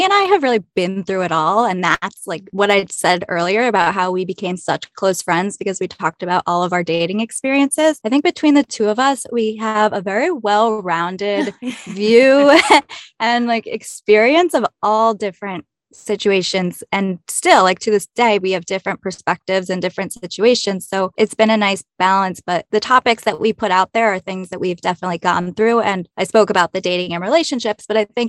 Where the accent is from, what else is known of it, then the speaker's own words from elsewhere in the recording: New Jersey, United States; moved away as an adult; now in New York City, United States; I grew up in New Jersey.